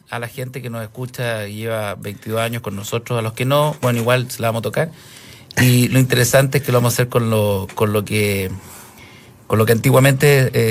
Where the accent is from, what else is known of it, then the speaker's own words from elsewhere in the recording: Pudahuel, Santiago Metropolitan Region, Chile; no, no soy de Cachagua, soy de Pudahuel